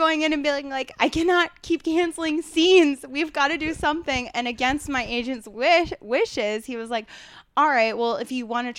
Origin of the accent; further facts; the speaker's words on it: West Chester, Pennsylvania, United States; I actually I grew up around outside of Philadelphia, Westchester, Pennsylvania, super Republican